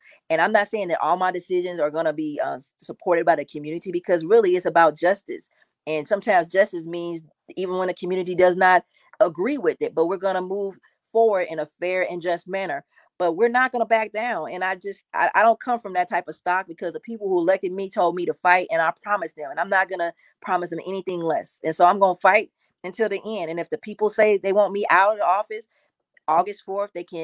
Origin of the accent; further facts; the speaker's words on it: St. Louis, Missouri, United States; I grew up in North City all my life